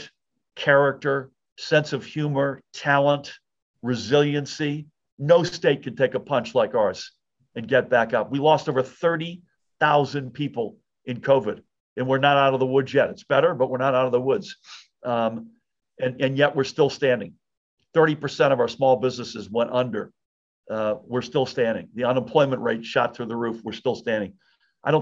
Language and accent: English; Massachusetts, United States; also born or lived in outside of Boston; now in New Jersey, United States; I was born and grew up in Massachusetts